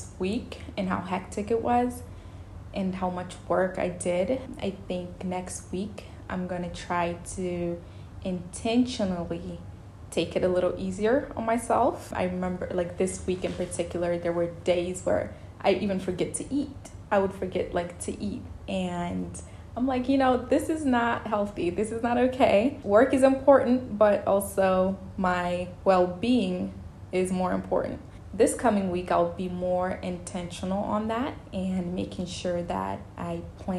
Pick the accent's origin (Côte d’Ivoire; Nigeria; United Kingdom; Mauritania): Mauritania; also born or lived in Senegal; now in United States; I was born in West Africa. I grew up particularly in Mauritania and Senegal, half and half. And I partly grew up there, and then the other part, I grew up in the US.